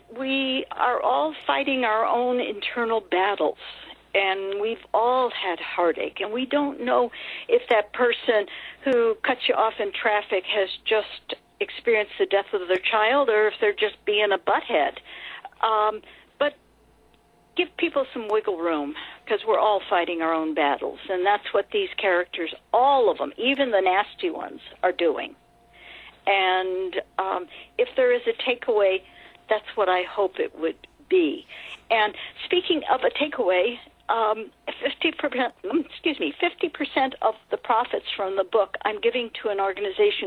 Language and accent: English; California, United States; I grew up in California